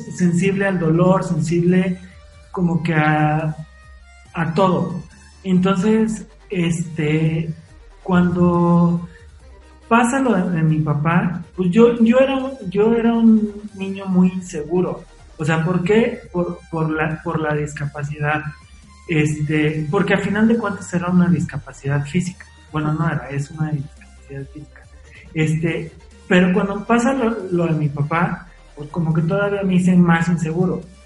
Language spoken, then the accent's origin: Spanish; Mexico City, Mexico; also born or lived in Puebla; yo nací en la Ciudad de México